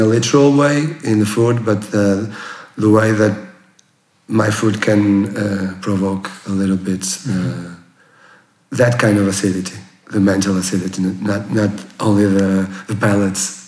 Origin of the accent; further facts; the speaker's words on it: a small city near Porto, North, Portugal; English is a second language; moved away as an adult; also born or lived in Lisbon; I was born in a small city near to Porto, uh, in the sea. Uh, uh, with the mountains, the river, the sea. It was very nice to, to grow there till college